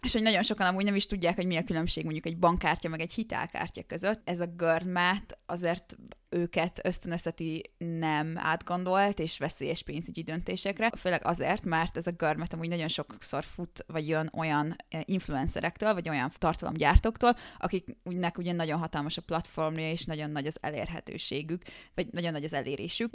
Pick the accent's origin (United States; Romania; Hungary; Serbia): Hungary